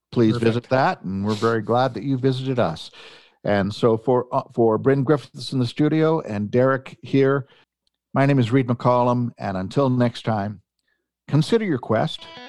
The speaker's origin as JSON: {"language": "English", "town": "Edmonton", "region": "Alberta", "country": "Canada", "tie": "born or raised there", "said": "I was raised here in Edmonton"}